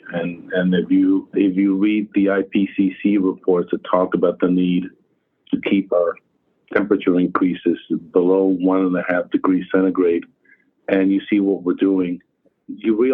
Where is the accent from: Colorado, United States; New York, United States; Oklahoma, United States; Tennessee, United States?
New York, United States; my hometown in New York